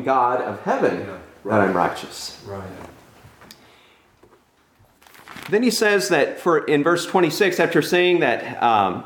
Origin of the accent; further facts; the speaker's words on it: California, United States; I'm from California